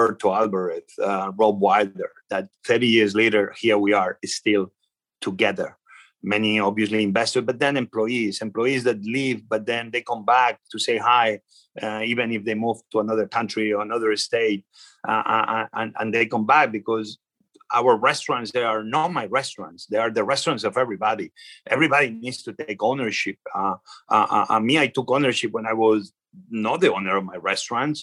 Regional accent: Spain; English is a second language; now in Washington, D.C., United States; I know where I come from. I come from Spain. You see my accent, everybody knows it

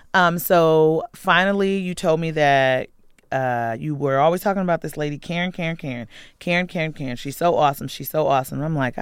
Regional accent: Compton, California, United States; moved away; also born or lived in Baltimore, Maryland; And I'm from Baltimore City. I grew up in Compton, California.

